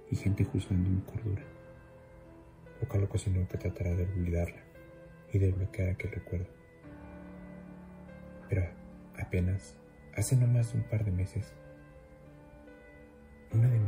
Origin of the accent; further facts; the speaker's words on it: Mexico City, Mexico; soy de la Ciudad de México.